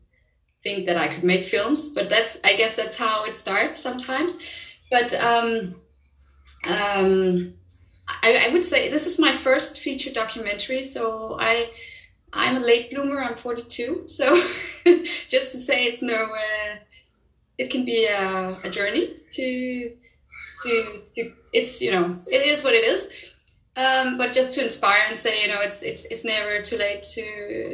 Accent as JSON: {"language": "English", "country": "Denmark", "said": "I'm from Denmark"}